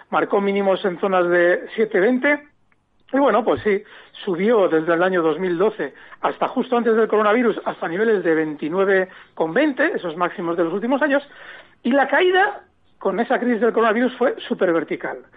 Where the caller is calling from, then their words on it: Ciudad Real, Castilla-La Mancha, Spain; Muchas gracias por, por el programa. … de Ciudad Real.